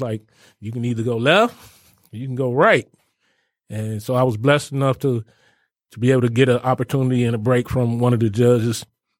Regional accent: Detroit, Michigan, United States; also born or lived in Fort Wayne, Indiana; That is actually where I was born. I was raised here in Detroit. We came up here in like 1977.

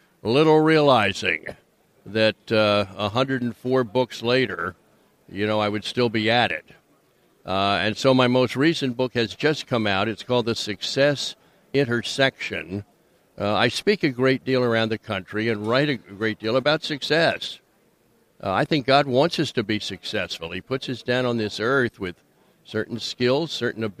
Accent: Wilmington, Delaware, United States; now in Florida, United States; I grew up in Wilmington, Delaware.

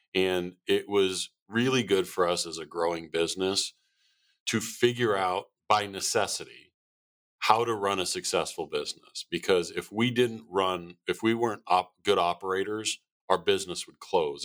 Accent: Arizona, United States; moved away as an adult; born and raised in Arizona

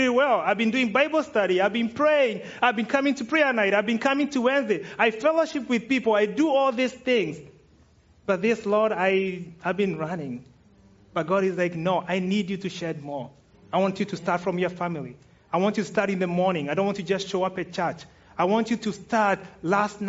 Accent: Kenya; I'm Kenyan

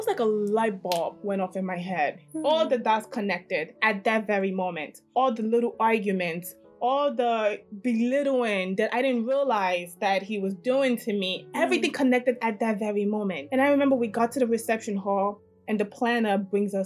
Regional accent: Edo, Nigeria; now in United States; I'm from Edo State

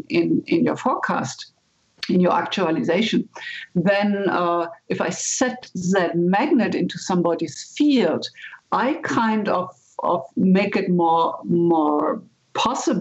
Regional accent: Germany; moved away as an adult; now in United States; I'm originally from Germany. And when I came to the States

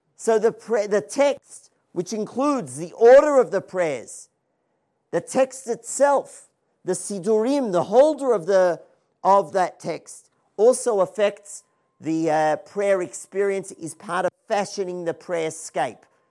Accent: Melbourne, Victoria, Australia; now in Israel; I'm originally from Melbourne, Australia

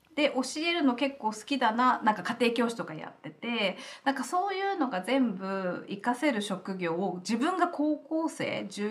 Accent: Kofu, Yamanashi, Japan; moved away as an adult; also born or lived in Aomori / Australia; now in Los Angeles, United States; 山梨県甲府市出身で

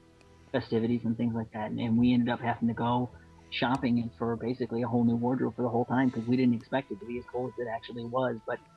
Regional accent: Michigan, United States; So we stretched the cold here in Michigan. I'm from Michigan

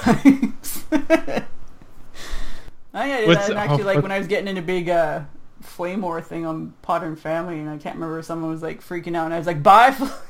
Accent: Canada; I'm Canadian.

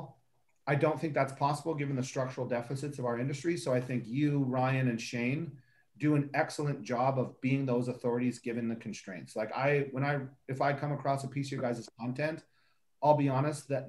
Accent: Canada; I'm also Canadian

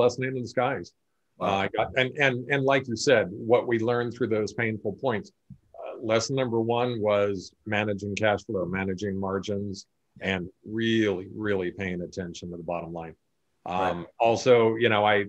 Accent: Sacramento, California, United States; also born or lived in France / Hawaii; live in Sacramento, California, born and raised here.

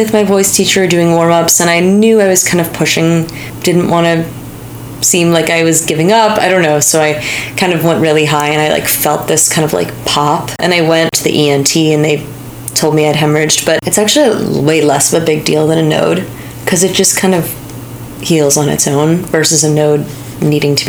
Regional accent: Pleasantville, New York, United States; I grew up in Pleasantville, New York, which is like 40, 45 minutes north of New York City

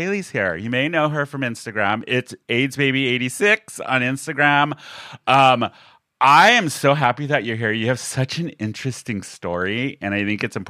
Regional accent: San Diego, California, United States; I love San Diego. Yeah. Me too, born and raised. I grew up actually South Bay, then went to high school at Grossmont out in the East County, and then, came out here. I moved away for a bit, but came back

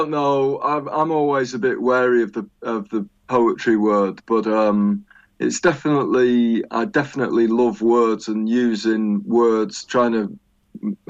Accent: York, Yorkshire and the Humber, United Kingdom; I come from York, or Yoke, as I like to call it

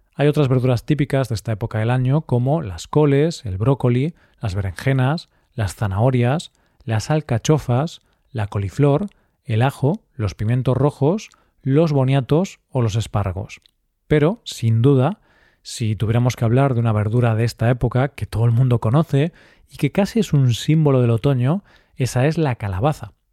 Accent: Galicia, Spain; Galicia, mi tierra

